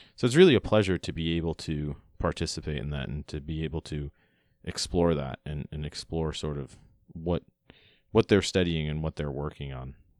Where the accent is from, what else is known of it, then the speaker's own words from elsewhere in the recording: Long Island, New York, United States; also born or lived in Florida; When I was about nine years old, my family and I moved from Florida, where I was born and raised, all the way up to New York